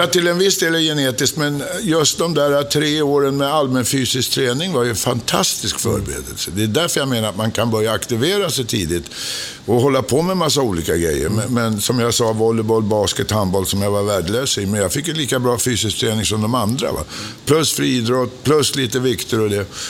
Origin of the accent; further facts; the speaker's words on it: Stockholm, Stockholm County, Sweden; Jag är född på Åsögatan